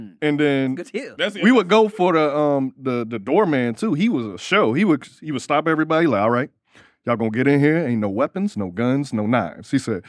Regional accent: Miami, Florida, United States; moved away; I'm from Miami

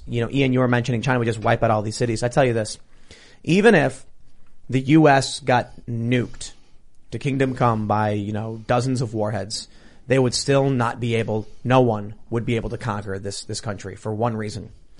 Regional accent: Canada; what I told him was, as a Canadian, you love your socialized healthcare.

